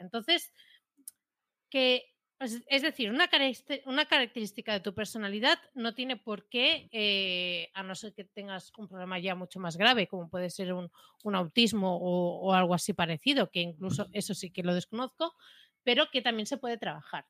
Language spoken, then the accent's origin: Spanish; Catalonia, Spain; más siendo catalanas